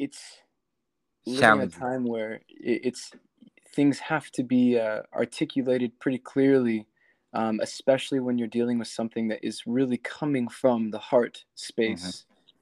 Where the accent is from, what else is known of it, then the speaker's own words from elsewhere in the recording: South Texas, United States; moved away as an adult; now in Nashville, United States; I'm actually from South Texas.